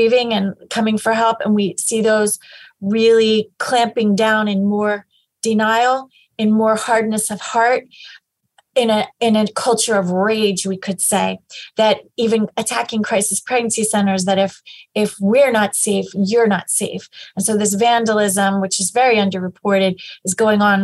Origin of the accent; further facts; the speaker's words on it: Pennsylvania, United States; I am from Pennsylvania and I've always lived here.